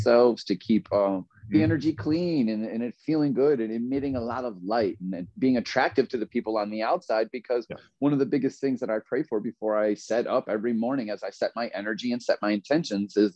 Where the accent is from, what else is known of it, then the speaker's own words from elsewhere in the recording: Grand Island, New York, United States; moved away as an adult; also born or lived in Myrtle Beach, South Carolina; I grew up in Buffalo, New York. Well, really Grand Island, but it's right in between Buffalo and Niagara Falls in Western New York